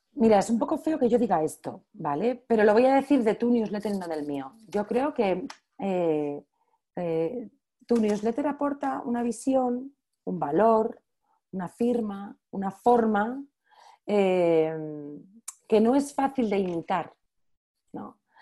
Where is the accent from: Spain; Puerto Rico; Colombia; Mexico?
Spain; soy la primera española